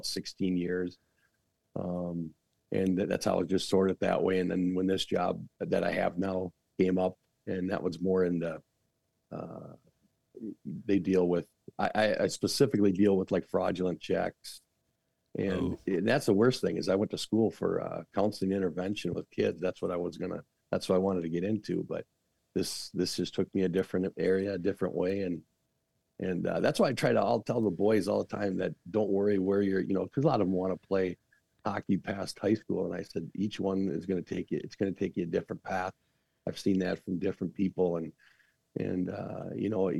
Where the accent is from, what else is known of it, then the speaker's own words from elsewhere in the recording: Saint Paul, Minnesota, United States; I'm from the other part of East Side. I'm from the Harding side, Battle Creek area